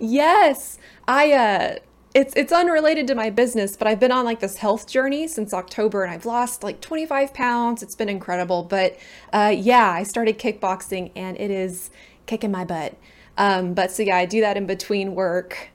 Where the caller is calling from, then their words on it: San Antonio, Texas, United States; I am calling in from, um, I'm in the U S A. I'm in, uh, San Antonio, Texas